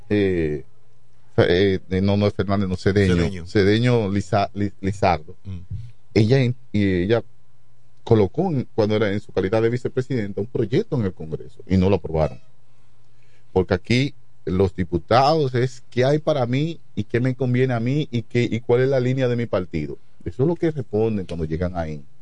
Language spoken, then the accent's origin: Spanish; Chabón, La Romana, Dominican Republic; aquí venimos de Chabón, un campo que está cerca del río ya. Eh, nos bajamos de un burro y, aprendemos a correr bicicleta, nos montamos en un motor y venimos a la Romana